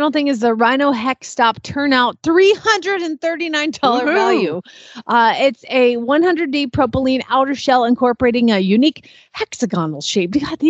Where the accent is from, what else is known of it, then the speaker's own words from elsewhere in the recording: the South, United States; accent: Southern, Oklahoma; my accent, my Southern accent is tipping very Oklahoma these days because I hear it all the time.